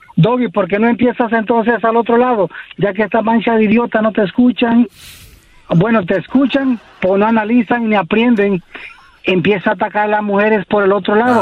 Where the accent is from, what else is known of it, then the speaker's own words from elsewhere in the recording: Los Angeles, California, United States; also born or lived in Costa Rica; nací en Costa Rica, pero soy criado aquí en Los Ángeles